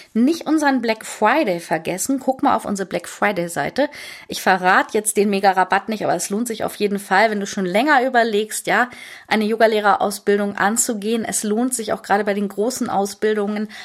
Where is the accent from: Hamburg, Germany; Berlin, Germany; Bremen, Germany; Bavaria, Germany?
Hamburg, Germany; moved away as an adult; Ich bin Hamburgerin